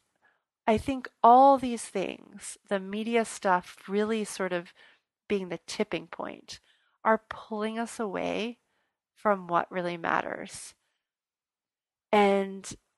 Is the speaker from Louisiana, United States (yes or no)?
yes; New Orleans, Louisiana, United States; I'm from New Orleans